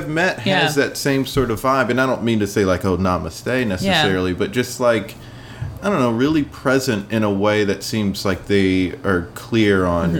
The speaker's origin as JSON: {"language": "English", "region": "South Carolina", "country": "United States", "tie": "born or raised there", "said": "I grew up in South Carolina."}